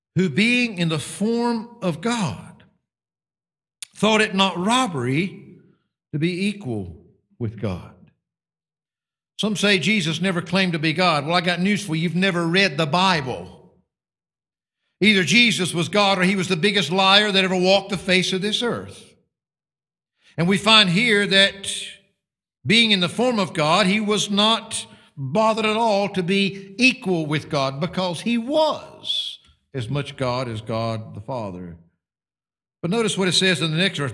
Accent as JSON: {"language": "English", "country": "United States", "moved": "yes", "lives_now": "United Kingdom", "said": "Mine happens to be a blue passport instead of your burgundy one, which identifies me as an American citizen"}